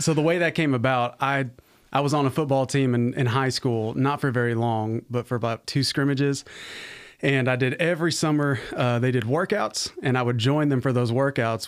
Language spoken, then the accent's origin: English; Arizona, United States; moved away; also born or lived in Virginia / South Carolina; I was, uh, born and raised in Arizona, so I'm a West Coast baby